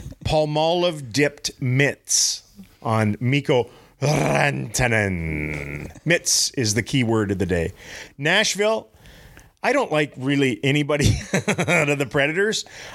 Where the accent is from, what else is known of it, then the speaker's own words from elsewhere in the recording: Canada; Yeah, well, I'm Scandinavian Canadian.